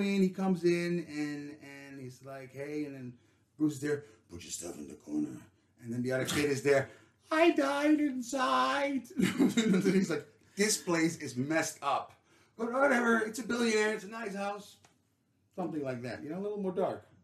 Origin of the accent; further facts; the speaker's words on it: Netherlands; I read them in Dutch because I'm from the Netherlands